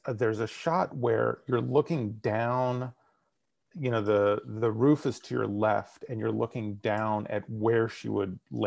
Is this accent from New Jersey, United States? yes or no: no; Bronx, New York, United States; accent: Bronx; This is my Bronx accent. I have a very strong Bronx accent.